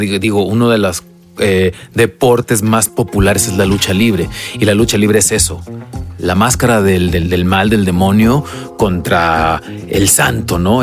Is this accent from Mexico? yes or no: yes; Mexico; como mexicanos